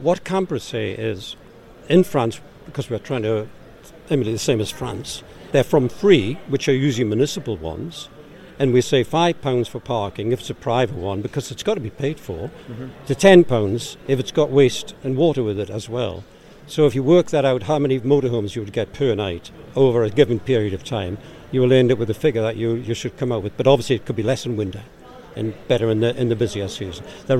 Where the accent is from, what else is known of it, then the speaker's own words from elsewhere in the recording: Newcastle upon Tyne, North East England, United Kingdom; accent: Geordie; I'll keep my Geordie accent slow.